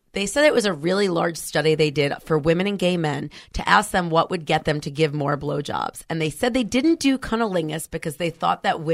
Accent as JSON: {"language": "English", "region": "New York", "country": "United States", "moved": "yes", "lives_now": "San Francisco, United States", "said": "I'm originally from New York."}